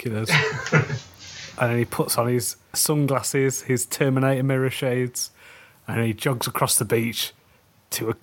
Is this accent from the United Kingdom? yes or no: yes; United Kingdom; We're British